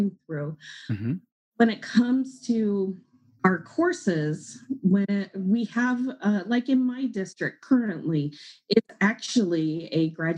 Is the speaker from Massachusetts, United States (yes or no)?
no; Washington, United States; I'm from Washington State, but I live in, it's called the Tri-Cities community